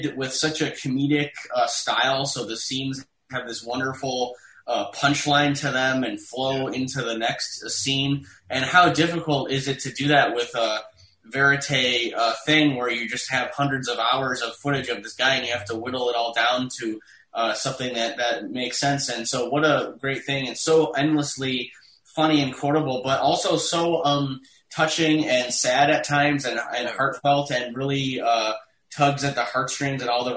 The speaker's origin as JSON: {"language": "English", "town": "Detroit", "region": "Michigan", "country": "United States", "tie": "born or raised there", "also_born_or_lived": "New York", "moved": "as an adult", "said": "I was from Detroit."}